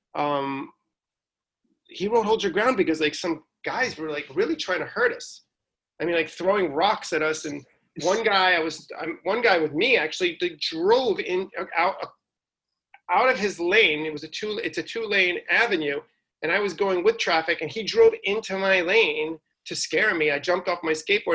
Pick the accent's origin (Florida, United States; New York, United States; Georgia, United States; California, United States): New York, United States; growing up in New York in the '80s